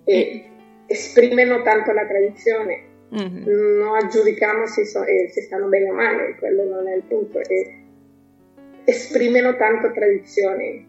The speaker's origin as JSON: {"language": "Italian", "country": "Honduras", "also_born_or_lived": "London", "second_language": "Italian", "moved": "as an adult", "lives_now": "Milan, Italy", "said": "io vengo da dall'Honduras, un paese del Centro America, mm. adesso vivo a Milano da due anni."}